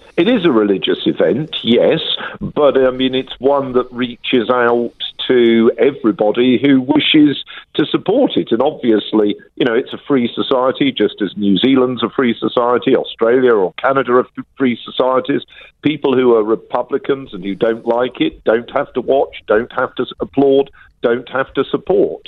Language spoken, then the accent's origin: English; United Kingdom; I'm a Brit